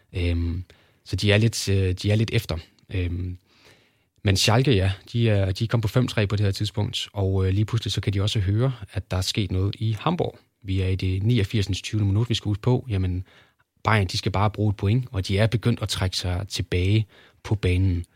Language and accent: Danish; Kolding, Southern Denmark, Denmark; jeg er fra Kolding af, så der havde vi jo tyske kanaler